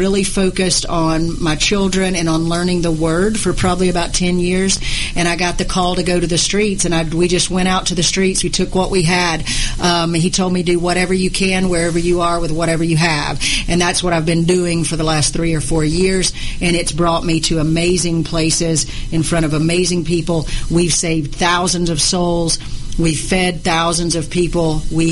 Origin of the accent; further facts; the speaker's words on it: Atlanta, Georgia, United States; I was from Atlanta.